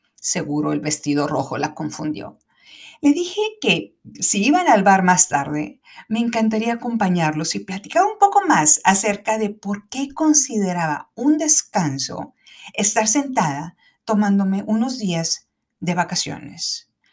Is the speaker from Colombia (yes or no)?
no; Mexico